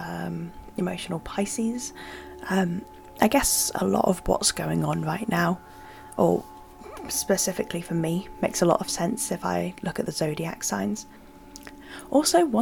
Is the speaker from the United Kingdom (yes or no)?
yes; United Kingdom; I'm British and it's cold here all the time